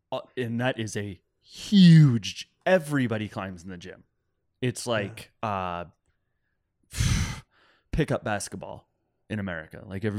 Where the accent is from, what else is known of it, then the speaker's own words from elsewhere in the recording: Iowa, United States; I'm from Iowa.